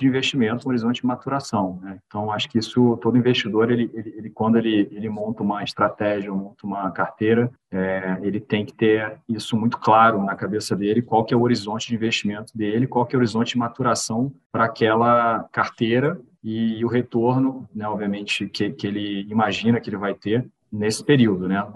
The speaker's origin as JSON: {"language": "Portuguese", "region": "Rio de Janeiro", "country": "Brazil", "moved": "as an adult", "lives_now": "São Paulo, Brazil", "said": "eu sou carioca, é, moro em São Paulo há 10 anos"}